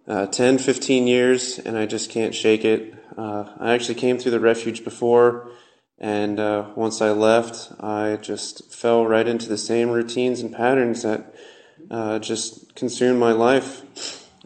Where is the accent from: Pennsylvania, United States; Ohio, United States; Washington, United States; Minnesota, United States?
Ohio, United States; Lancaster; I was born and raised in Lancaster, Ohio.